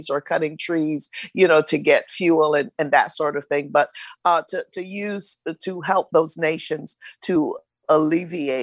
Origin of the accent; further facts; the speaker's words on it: Barbados; I'm from Barbados in the Caribbean